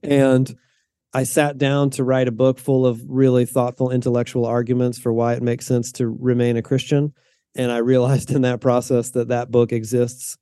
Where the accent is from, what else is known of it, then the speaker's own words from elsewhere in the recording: the South, United States; moved away as an adult; now in Pacific Northwest, United States; I was raised in the South in a kind of conservative, what I would describe as a fundamentalist